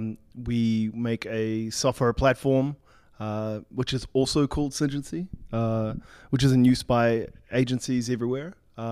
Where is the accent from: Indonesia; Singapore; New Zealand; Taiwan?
New Zealand; In fact, I'm half American, half New Zealand. {S0} Oh. {S1} A New Zealander, yeah.